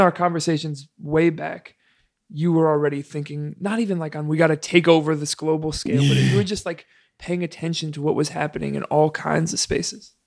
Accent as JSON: {"language": "English", "region": "East Coast", "country": "United States", "also_born_or_lived": "Chicago", "moved": "yes", "said": "I'm from the East Coast"}